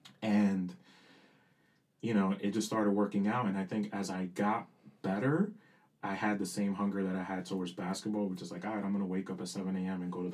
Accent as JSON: {"language": "English", "town": "New York City", "region": "New York", "country": "United States", "tie": "born or raised there", "first_language": "Spanish", "second_language": "English", "said": "growing up in Dykeman, man, like, my family's like half and half."}